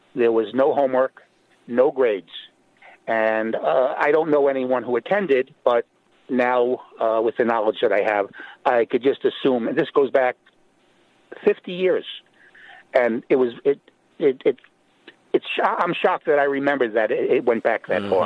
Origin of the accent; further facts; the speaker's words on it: New York City, New York, United States; I grew up in Brooklyn, New York